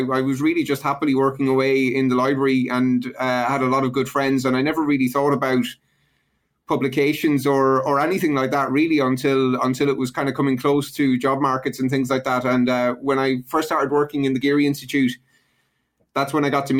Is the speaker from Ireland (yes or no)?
yes; Ireland; I grew up in Ireland in the 80s during a major recession